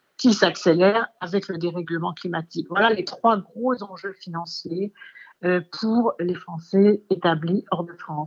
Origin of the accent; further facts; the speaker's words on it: Dakar, Senegal; moved away; je suis née en Afrique, à Ouakam, au Sénégal